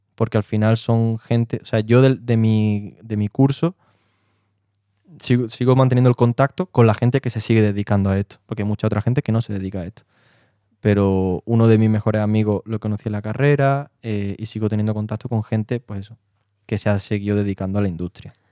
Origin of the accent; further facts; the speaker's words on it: Marbella, Andalusia, Spain; moved away as an adult; also born or lived in London; now in Madrid, Spain; soy de Marbella, te puedo especificar más, que de San Pedro Alcántara, un pueblo